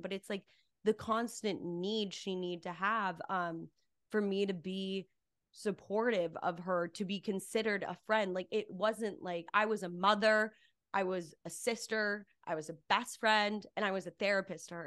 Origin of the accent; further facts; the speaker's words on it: Cedar Crest, New Mexico, United States; moved away as an adult; also born or lived in Albuquerque, New Mexico; now in Los Angeles, United States; I grew up in a really small town in Cedarcrest, New Mexico